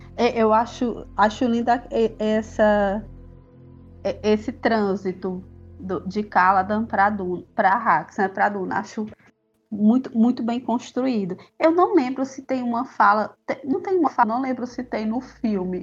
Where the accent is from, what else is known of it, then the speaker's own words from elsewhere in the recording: Jaguaribe Valley, Ceará, Brazil; Eu sou do Vale do Jaguaribe, que é uma parte aqui do Ceará que é bem agreste